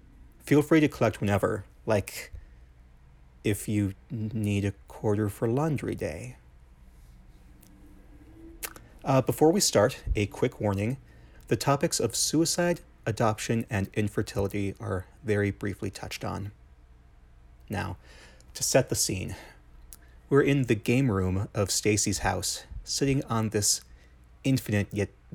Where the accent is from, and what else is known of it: Wyoming, United States